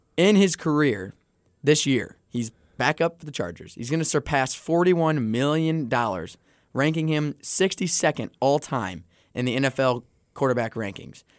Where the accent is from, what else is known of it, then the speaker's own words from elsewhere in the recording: St. Louis, Missouri, United States; also born or lived in Warrensburg, Missouri; I'm from Saint Louis